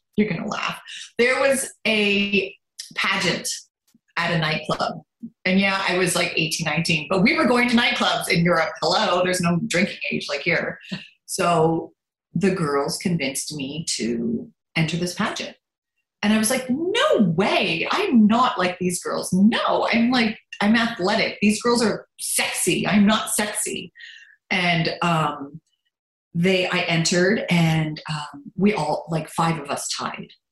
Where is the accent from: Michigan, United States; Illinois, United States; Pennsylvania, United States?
Pennsylvania, United States; Lancaster; first language German; English is a second language; also born or lived in Baltimore, Maryland / Germany; I grew up in Lancaster. I was born in Baltimore, Maryland